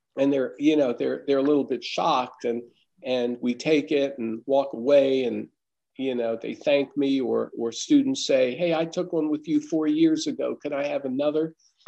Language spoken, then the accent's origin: English; Massachusetts, United States; moved away; No, we came from the North. We came from Massachusetts. We didn't really have that there.